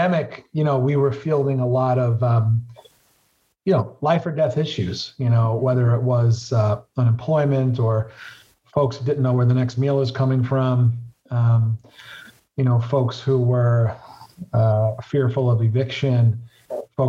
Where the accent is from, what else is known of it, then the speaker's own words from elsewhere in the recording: New York City, New York, United States; I represent the neighborhoods where I grew up in Southwest Brooklyn